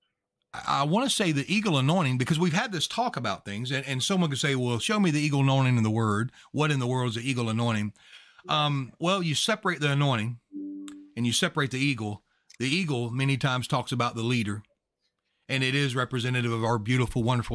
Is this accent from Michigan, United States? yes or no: no; Louisiana, United States; I'm actually from Louisiana